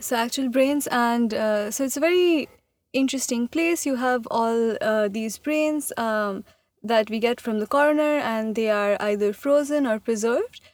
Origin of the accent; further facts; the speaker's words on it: India; moved away as an adult; also born or lived in Massachusetts; I am from India and I did, like, I was born there, I grew up there, I did high school there